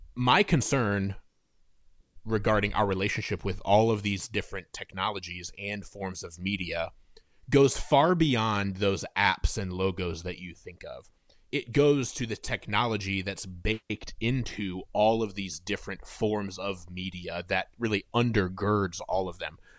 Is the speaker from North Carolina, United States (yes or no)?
no; Fort Wayne, Indiana, United States; moved away as an adult; now in Nashville, United States; I'm originally from Fort Wayne, Indiana, which is in the northeast corner of Indiana.